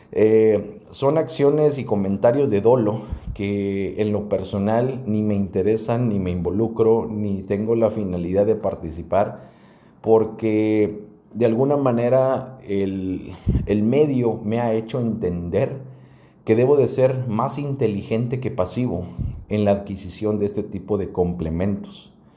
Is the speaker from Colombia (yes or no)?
no; Mexico; así somos los mexicanos